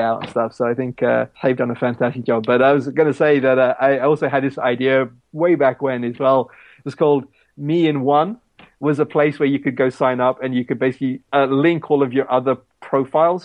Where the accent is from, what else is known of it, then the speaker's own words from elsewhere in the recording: Pakistan; moved away; my home country of Pakistan